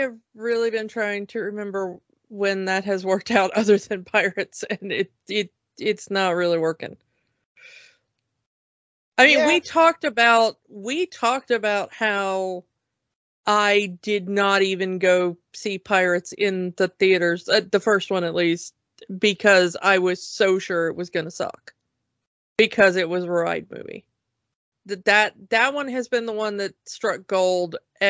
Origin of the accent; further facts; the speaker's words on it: Georgia, United States; I'm from Georgia. Hi.